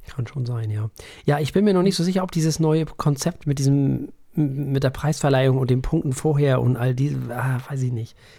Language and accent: German; Germany; hier bei uns in Deutschland